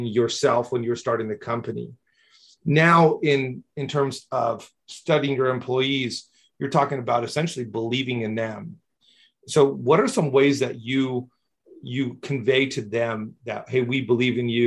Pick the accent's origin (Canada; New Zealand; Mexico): Mexico; I grew up in Mexico